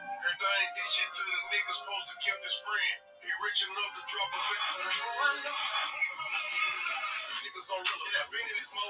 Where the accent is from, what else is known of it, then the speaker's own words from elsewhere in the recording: Minneapolis, Minnesota, United States; Minneapolis, Minnesota, South Side. Okay, born and raised? Born and raised, bred and bled.